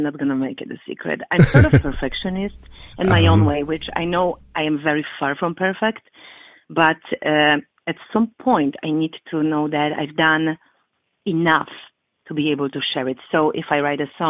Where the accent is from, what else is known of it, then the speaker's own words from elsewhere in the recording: Poland; now in Chicago, United States; back in Poland, when I was growing up